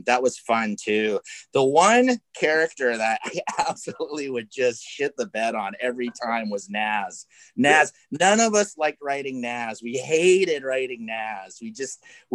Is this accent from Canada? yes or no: yes; Canada; now in Los Angeles, United States; growing up in Canada, like we all did